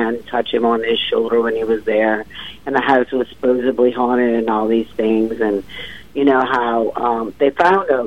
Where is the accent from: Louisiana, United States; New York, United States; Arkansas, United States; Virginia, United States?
Louisiana, United States; New Orleans; moved away; also born or lived in Connecticut; I'm from New Orleans. I lived in Connecticut for about 10 years